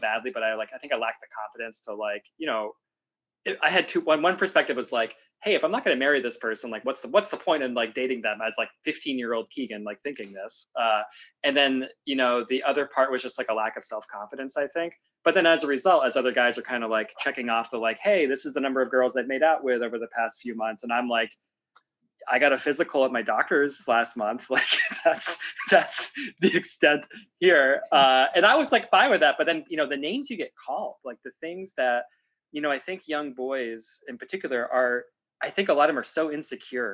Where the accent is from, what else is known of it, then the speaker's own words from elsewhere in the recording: Meredith, New Hampshire, United States; the community I grew up in Meredith, New Hampshire